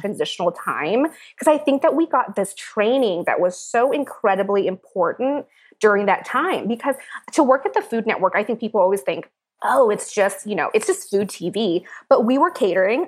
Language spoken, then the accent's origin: English; Seattle, Washington, United States; moved away; I was born in Seattle, Washington to Priscilla Tran, my wonderful mother